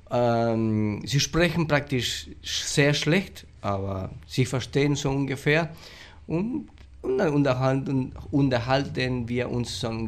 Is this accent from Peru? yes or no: no; Monte Carlo, Misiones, Argentina; now in Andresito, Argentina; Also wo ich herkomme, das ist Monte Carlo Stadt, äh, das waren praktisch äh, 80 Prozent bloß Deutsche, die, die in diesem Dorf waren.